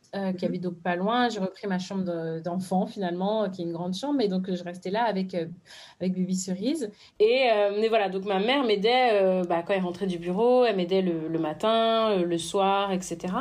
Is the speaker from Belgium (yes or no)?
no; France; je suis née de parents béninois, je suis née en France, mais du coup, j'y allais très souvent